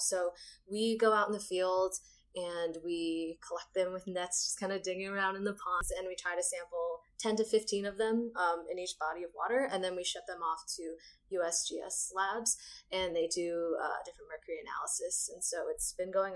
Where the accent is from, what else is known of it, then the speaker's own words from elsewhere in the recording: New Jersey, United States; moved away as an adult; also born or lived in Tennessee; I'm from New Jersey, and then I just finished my undergrad in Tennessee.